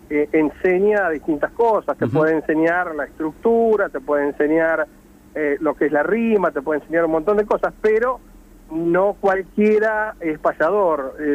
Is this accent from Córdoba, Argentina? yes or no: no; Maipú, Buenos Aires Province, Argentina; tuve la suerte de eh, ganar en nombre de, Santa Teresita, aunque soy de Maipú, el Cosquín en el año 97 como cantor.